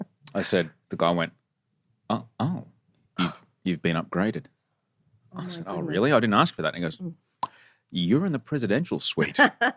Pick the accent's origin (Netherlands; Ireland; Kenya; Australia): Australia; Bronte, New South Wales; Well, no. My hometown's now Bronte.